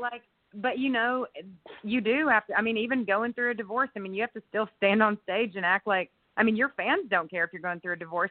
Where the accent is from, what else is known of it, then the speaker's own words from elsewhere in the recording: Longview, Texas, United States; also born or lived in Houston, Texas; now in Austin, United States; I was born in Houston, grew up in Longview, Texas, and I've lived in Austin now um, for 20 years.